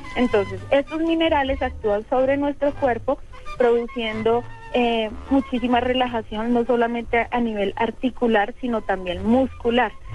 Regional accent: Bogotá, Colombia; como bogotana jamás había pasado por ahí

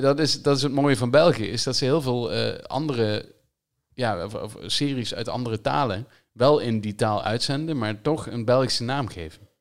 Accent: Limburg, Netherlands; als Limburger

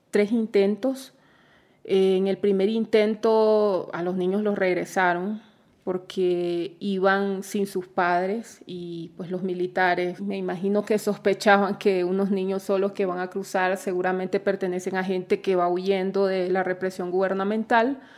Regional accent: Nicaragua; soy periodista nicaragüense

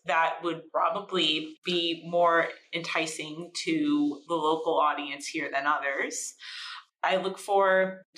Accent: Hawley, Pennsylvania, United States; also born or lived in South Korea; walking my dog in Hawley

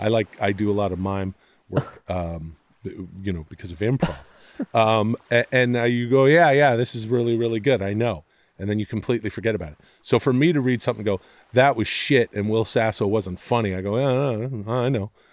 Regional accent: Ladner, British Columbia, Canada; moved away as an adult; now in Los Angeles, United States; growing up in Canada, in the area that I did, it was just outside of Vancouver in the suburbs, uh, I like to call it a, you know, a farming, fishing village of Ladner, British Columbia.

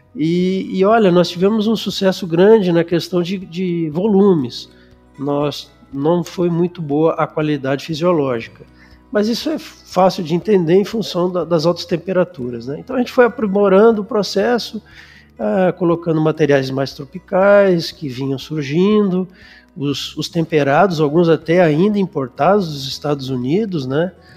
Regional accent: Canoas, Rio Grande do Sul, Brazil; also born or lived in Porto Alegre; eu sou gaúcho, nascido em Porto Alegre, mas criado em Canoas

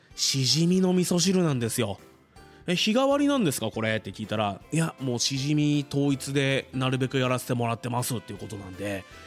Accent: Fuji, Shizuoka, Japan; 生まれも育ちも富士市

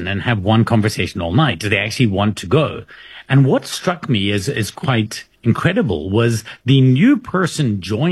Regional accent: South Africa; I'm from South Africa.

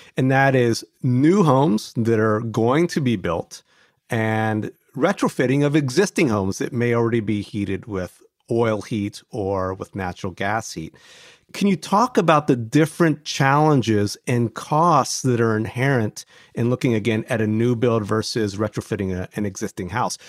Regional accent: Ohio, United States; I grew up in Ohio.

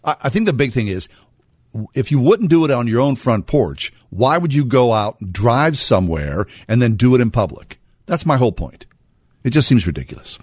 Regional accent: United States; we're born and raised in America

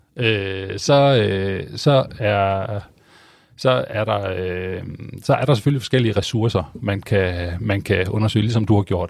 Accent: Viborg, Central Denmark Region, Denmark; jeg kommer selv fra Viborg oprindeligt

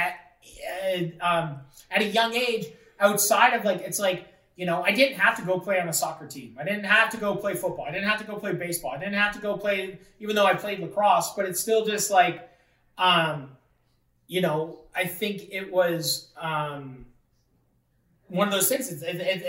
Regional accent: Fort Erie, Ontario, Canada; putting on shows in my hometown

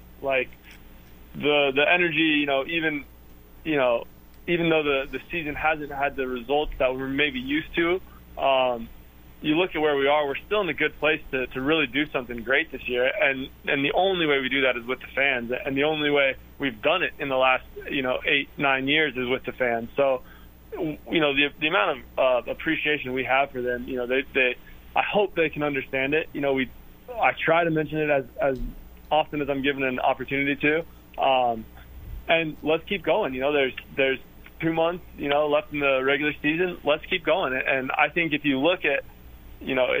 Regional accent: Denver, Colorado, United States; moved away; I'm from Denver, so Colorado Springs is maybe an hour and a half away from where I grew up

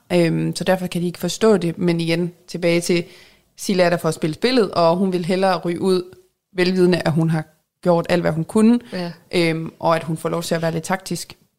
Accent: Jutland, Denmark; accent: Jutlandic; jeg er jyde

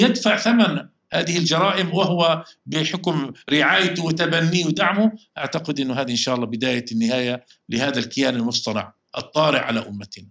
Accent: Palestine; احنا كفلسطينيين

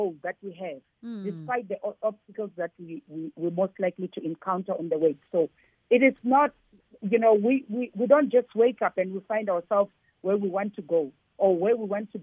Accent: Giyani, Limpopo, South Africa; I come from Gyani.

